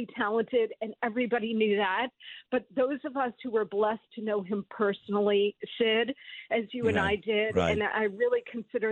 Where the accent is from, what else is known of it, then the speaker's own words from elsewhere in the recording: New Jersey, United States; I grew up in New Jersey